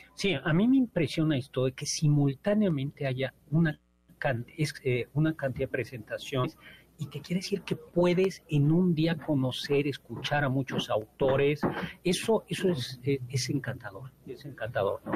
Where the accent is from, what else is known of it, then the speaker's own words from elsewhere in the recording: Mexico; nosotros somos mexicanos